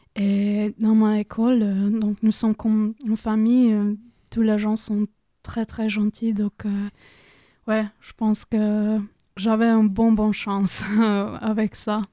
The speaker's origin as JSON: {"language": "French", "country": "Croatia", "second_language": "French", "moved": "as an adult", "lives_now": "France", "said": "je me sentais un peu perdue à Croatie."}